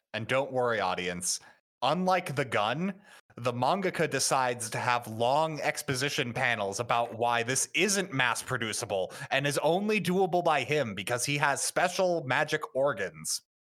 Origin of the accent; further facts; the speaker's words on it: United States; As an American